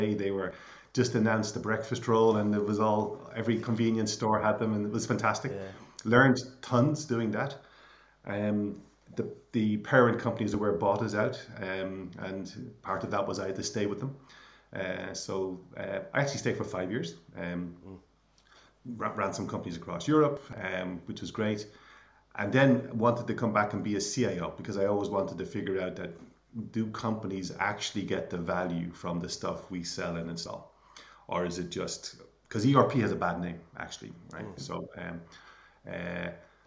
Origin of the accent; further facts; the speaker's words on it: Clonsilla, Leinster, Ireland; we grew up in Clonsilla, went to school in Coolmine Community School